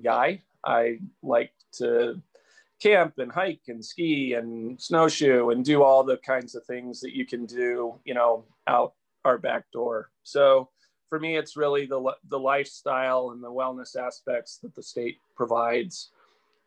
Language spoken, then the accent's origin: English; Albuquerque, New Mexico, United States; moved away; also born or lived in Detroit, Michigan / Los Alamos, New Mexico; I was actually born just outside of Detroit, Michigan, but grew up in Albuquerque, New Mexico, Los Alamos and Albuquerque